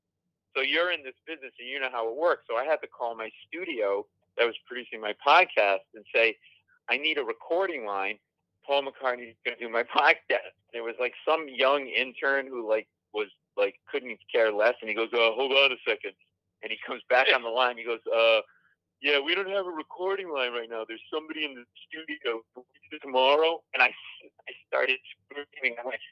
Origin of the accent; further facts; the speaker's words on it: Providence, Rhode Island, United States; I grew up in Providence, Rhode Island. So as a kid, that's where I grew up